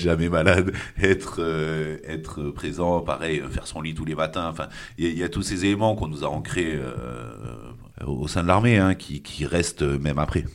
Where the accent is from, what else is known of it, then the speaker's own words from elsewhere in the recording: Puducherry, India; moved away as an adult; now in France; j'ai grandi en Inde, je suis, je suis, arrivé en France en 2006. Euh, puisque j'ai eu mon bac euh, là-bas au lycée français de Pondichéry